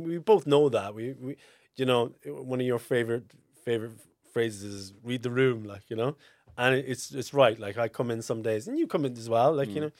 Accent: Fermoy, Munster, Ireland; Like, I'm from Fermoy, just outside Fermoy.

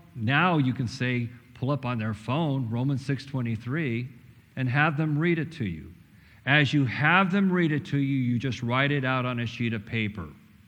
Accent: Missouri, United States; That's better than me, because I'm like Craig. I'm from Missouri. Show me.

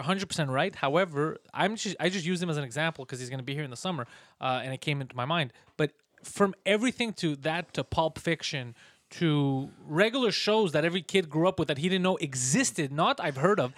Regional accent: Montreal, Quebec, Canada; accent: mix of an American accent and a Montreal accent; I'm from here

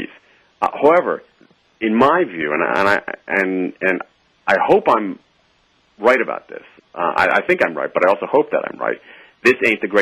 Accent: Columbus, Ohio, United States; I grew up in Columbus, Ohio

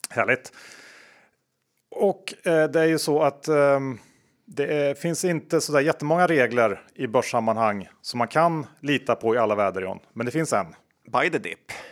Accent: Värmland, Sweden; som värmlänning

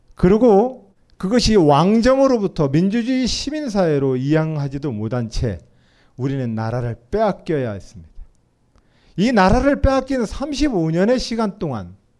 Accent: Nonsan, South Chungcheong, South Korea; 제 고향 논산시 노성들판에

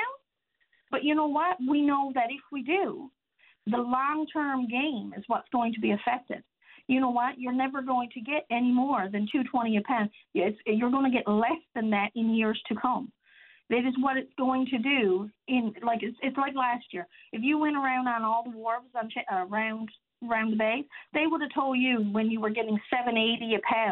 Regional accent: Change Islands, Newfoundland and Labrador, Canada; I'm from Change Island. My husband is a fisherman

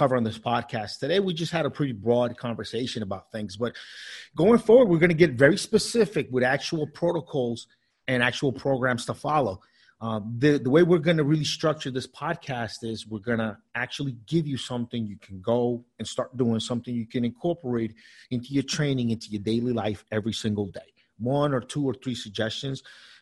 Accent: United States; also born or lived in South America; we moved to the States when I was nine years old

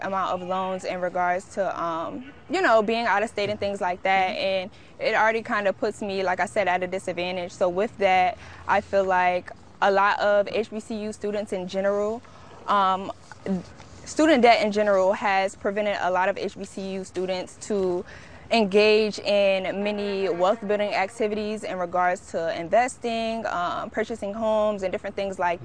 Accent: Harrisburg, Pennsylvania, United States; moved away as an adult; now in Baltimore, United States; I'm from Harrisburg, Pennsylvania, and my school is in Baltimore, Maryland.

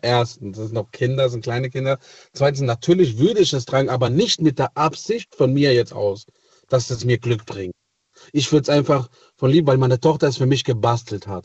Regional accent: Italy; moved away; ich bin gebürtiger Italiener

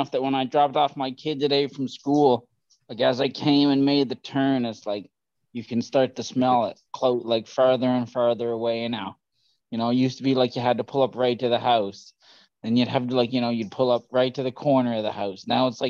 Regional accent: Newfoundland and Labrador, Canada; moved away; also born or lived in Vancouver; when I moved to Vancouver from Newfoundland

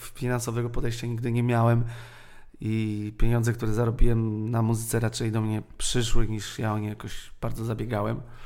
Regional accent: Warsaw, Masovian Voivodeship, Poland; ja jestem ze Śródmieścia

